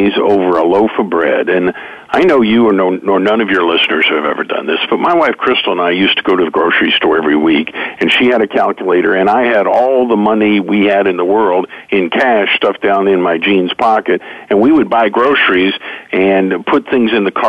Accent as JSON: {"language": "English", "region": "Oklahoma", "country": "United States", "tie": "born or raised there", "said": "I grew up in Oklahoma here in the middle of the country"}